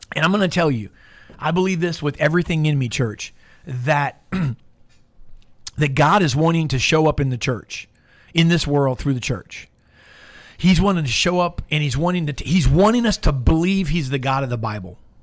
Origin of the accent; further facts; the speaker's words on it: Tampa, Florida, United States; born and raised in Tampa